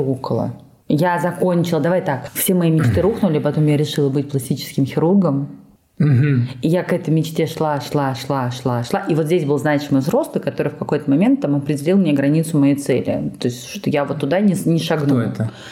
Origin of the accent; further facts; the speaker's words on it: Georgia; moved away; я родилась, я росла долго в Грузии с её менталитетом